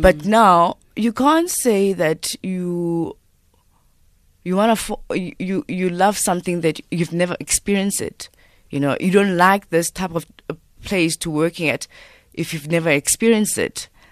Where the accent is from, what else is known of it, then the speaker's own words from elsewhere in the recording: South Africa; I'm Xhosa